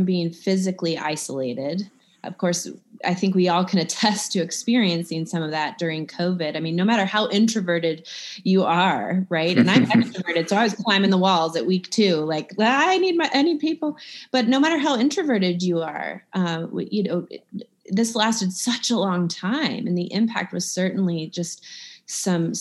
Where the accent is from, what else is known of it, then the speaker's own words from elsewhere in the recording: Midwest, United States; now in Georgia, United States; I'm from the Midwest